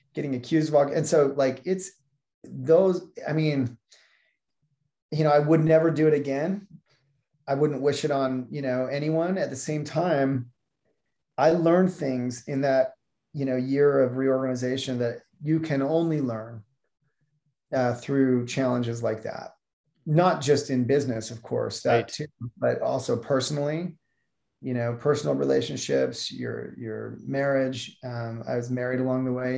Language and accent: English; Salt Lake City, Utah, United States; also born or lived in Taiwan; I grew up in Salt Lake City, Utah